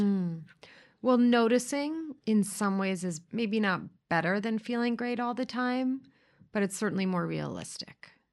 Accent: New York City, New York, United States; we grew up in the same place in similar circles

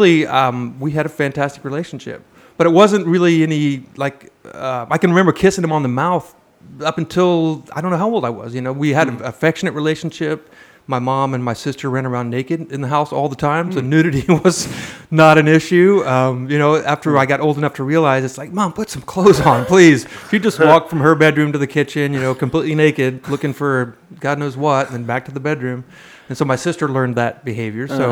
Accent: Midwest, United States; I'm a white guy from the Midwest

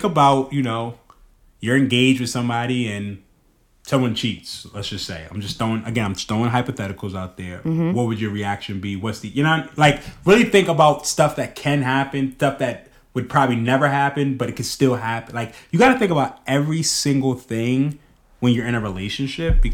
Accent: New York City, New York, United States; moved away; I'm a kid from Harlem.

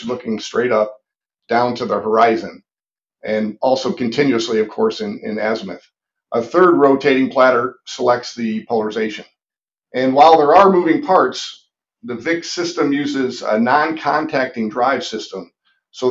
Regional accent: Cleveland, Ohio, United States; moved away as an adult; also born or lived in Indiana / Los Angeles, California; I'm originally from Cleveland, Ohio, and still a Browns fan

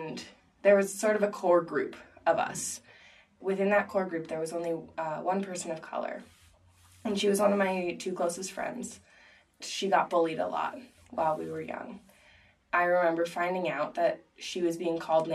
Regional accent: Philadelphia, Pennsylvania, United States; I was raised in the Quaker tradition, and I was in the care of Frankfurt Monthly Meeting in Philadelphia.

